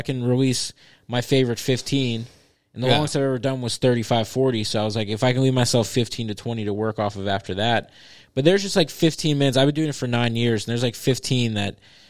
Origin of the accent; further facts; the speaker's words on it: Edna, United States; And I grew up in Edna